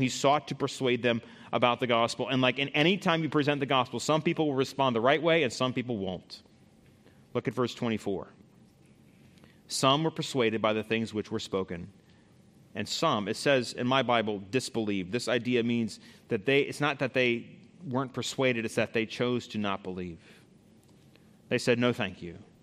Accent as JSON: {"language": "English", "country": "United States"}